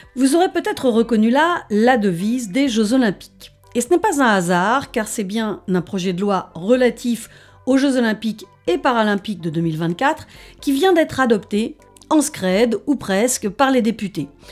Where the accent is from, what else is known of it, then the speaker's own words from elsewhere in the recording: France; chez nous en France